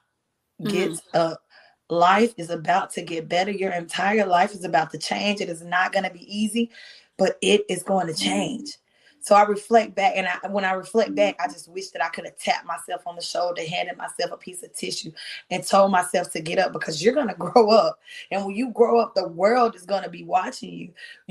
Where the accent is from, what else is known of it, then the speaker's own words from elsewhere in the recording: North Carolina, United States; now in Georgia, United States; I'm from the country ghetto. I'm from North Carolina.